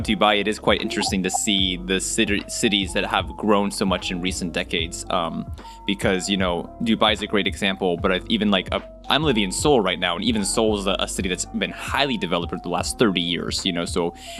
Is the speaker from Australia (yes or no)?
no; Okinawa, Japan; born there; I remember I was born in Okinawa, Japan